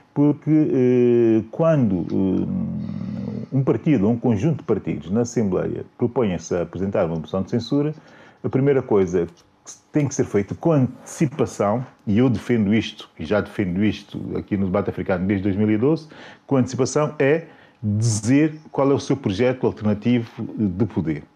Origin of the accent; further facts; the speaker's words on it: São Tomé & Príncipe; a minha terra